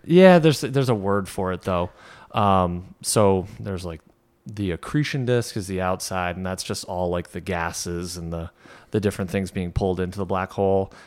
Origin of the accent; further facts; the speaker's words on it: Saint Lawrence River, New York, United States; we grew up on the Saint Lawrence